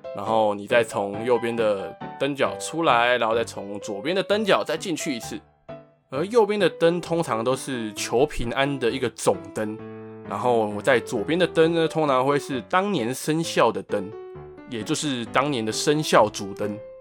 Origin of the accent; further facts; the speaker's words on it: Taipei, Taiwan; 在我的家乡，台北万华